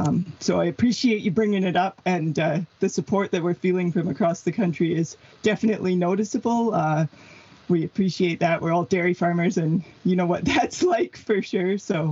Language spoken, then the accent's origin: English; British Columbia, Canada; As you know, I'm from British Columbia. I've met you lots of times in our province here.